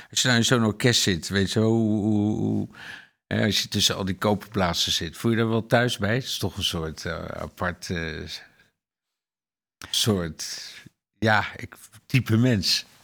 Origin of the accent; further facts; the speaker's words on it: Limburg, Netherlands; Ik kom uit Limburg, ja. En dan heb je die hele blaasorkestentraditie, toch?